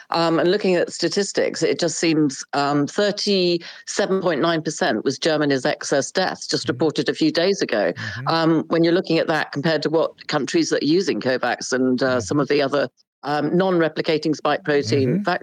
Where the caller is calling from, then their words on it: United Kingdom; Um, I'm in the UK. You can probably tell from my accent. I'm a three-year long COVID sufferer.